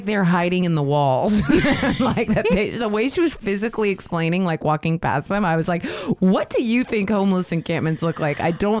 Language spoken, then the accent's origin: English; New York, United States; now in Pasadena, United States; and I'm from New York, so, you know, I mean, I'm used to it, because on the sidewalks in New York, you got to walk a certain way in the sidewalks.